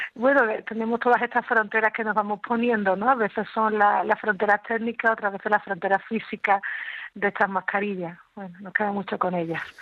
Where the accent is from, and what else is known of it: Andalusia, Spain